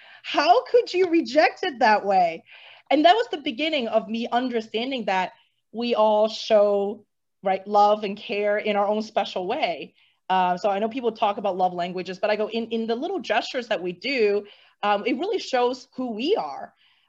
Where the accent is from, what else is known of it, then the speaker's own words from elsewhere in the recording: Hong Kong; And growing up in Hong Kong, which is a very busy international hub, right?